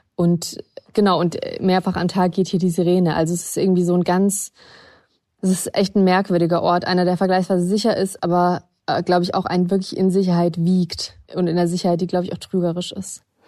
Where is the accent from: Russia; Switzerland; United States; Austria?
Russia; now in Germany; ich bin in Russland geboren und kann entsprechend Russisch